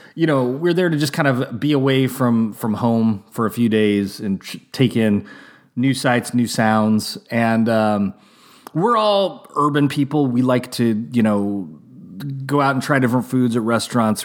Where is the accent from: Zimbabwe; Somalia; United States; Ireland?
United States; also born or lived in Napa, California; as an American